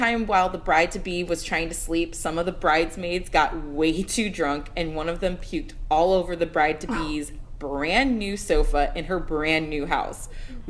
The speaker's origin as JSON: {"language": "English", "region": "California", "country": "United States", "said": "I'm from California."}